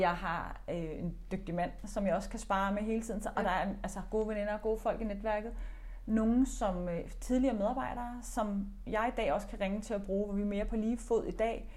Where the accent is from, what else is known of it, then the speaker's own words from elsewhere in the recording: Denmark; nu taler vi dansk, vi er danskere